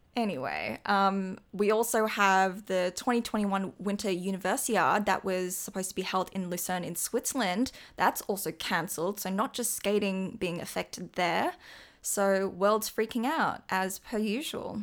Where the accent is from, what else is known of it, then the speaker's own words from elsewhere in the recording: Australia; as an Australian